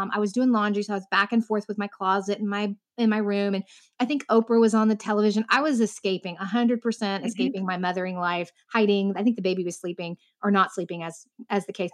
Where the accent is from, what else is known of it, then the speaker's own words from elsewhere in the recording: Southern Indiana, United States; now in Central Florida, United States; I grew up in the Midwest though. I grew up in Indiana, Southern Indiana.